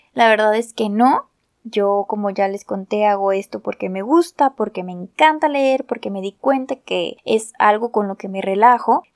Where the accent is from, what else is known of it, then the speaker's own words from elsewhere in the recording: Guadalajara, Jalisco, Mexico; yo soy de México, específicamente de Guadalajara, Jalisco